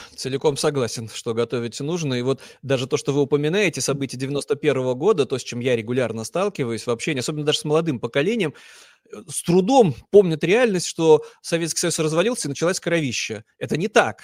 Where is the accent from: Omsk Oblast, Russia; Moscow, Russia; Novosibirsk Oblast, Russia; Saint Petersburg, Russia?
Saint Petersburg, Russia; я вот э, уроженец Санкт-Петербурга, мечтаю, чтобы мой регион Ингрия обрела независимость